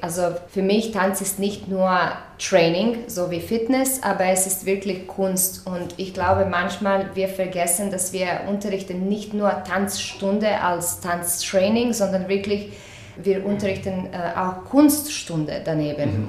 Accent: Croatia; moved away; also born or lived in Zagreb; ich komme aus Kroatien

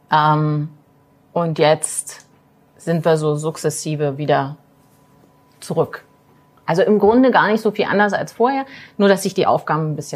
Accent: Magdeburg, Saxony-Anhalt, Germany; Ähm, bin äh, aus Magdeburg, bin hier zur Schule gegangen, ähm, habe hier auch studiert, habe aber meine Banklehre vorher im Harz gemacht, weil meine Familie aus dem Harz kommt.

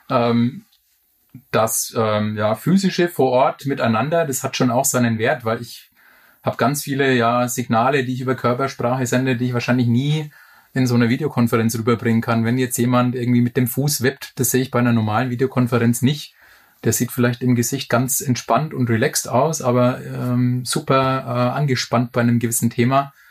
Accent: Bamberg, Bavaria, Germany; Meine Frau, die aus der Region München kommt, hat mich eigentlich gedrängt, nach Bamberg in meine Heimatstadt zurückzuziehen.

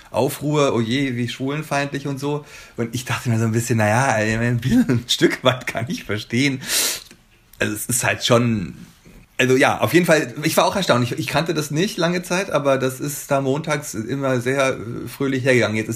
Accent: Bavaria, Germany; moved away as an adult; now in Berlin, Germany; ich komme ja aus Bayern, wie gesagt, und ich bin 95 nach Berlin gekommen, bin also jetzt seit über 25 Jahren hier.

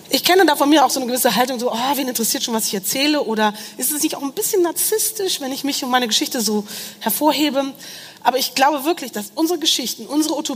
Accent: Rhineland, Germany; ich komme aus dem Rheinland und habe lange in Köln gelebt.

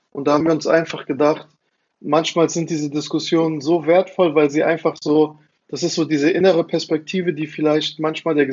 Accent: Frankfurt, Hesse, Germany; Also ich, ich bin selber in Frankfurt aufgewachsen und fand es äh, faszinierend.

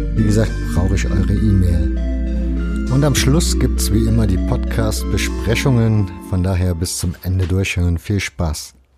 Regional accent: Leipzig, Saxony, Germany; ich bin in Leipzig groß geworden

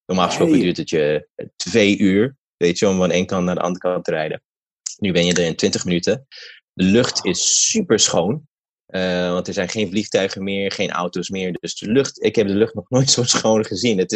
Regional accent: Ethiopia; now in United States; ik kom uit

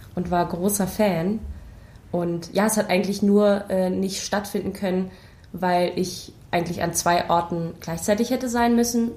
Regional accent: Berlin, Germany; ich komme aus Berlin

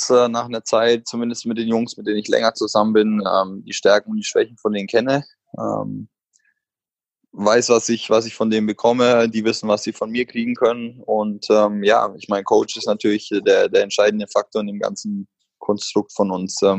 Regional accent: Bamberg, Bavaria, Germany; ich komme aus Bamberg und bin da das Jugendkonzept durchlaufen.

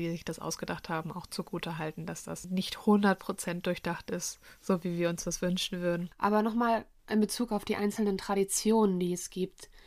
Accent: Northern Germany, Germany; bin ich froh, dass ich im Norden groß geworden bin.

